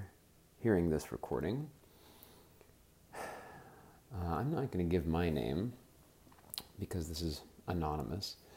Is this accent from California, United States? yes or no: yes; Southern California, United States; I'm an American. I grew up in Southern California